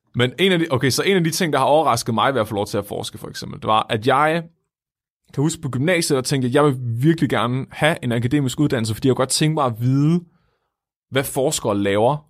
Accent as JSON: {"language": "Danish", "town": "Tåsinge", "region": "Southern Denmark", "country": "Denmark", "said": "Jeg er fra Tåsinge, som er en lille ø, der ligger syd for Svendborg på Fyn"}